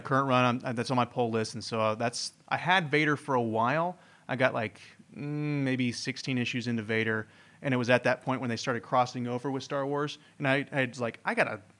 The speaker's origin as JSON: {"language": "English", "region": "Indiana", "country": "United States", "moved": "yes", "said": "I'm originally from Indiana, the uh, home of corn"}